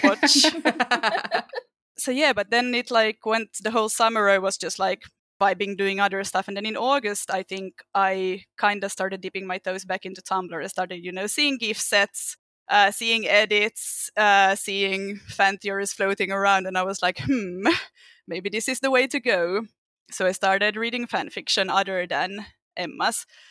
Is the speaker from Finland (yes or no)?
yes; Finland; English is a second language; I'm from Finland, so if I have an obnoxious accent at any time, that's the reason.